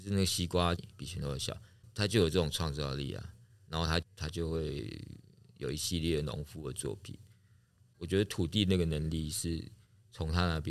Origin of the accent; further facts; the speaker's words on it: Taipei, Taiwan; moved away as an adult; also born or lived in Chiayi; now in Tainan, Taiwan; 我是台北人哦，我在嘉义长大，